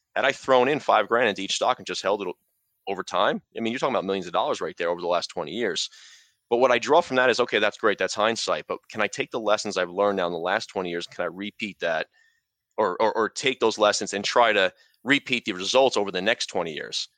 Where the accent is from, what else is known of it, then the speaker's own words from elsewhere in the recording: New York, United States; now in New Jersey, United States; I'm from, I grew up in New York, I live in New Jersey